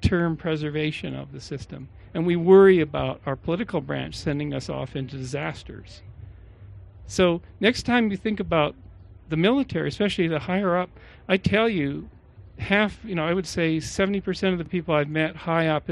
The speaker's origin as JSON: {"language": "English", "country": "Canada", "also_born_or_lived": "Czechoslovakia", "moved": "as an adult", "lives_now": "United States", "said": "I was an immigrant from Canada"}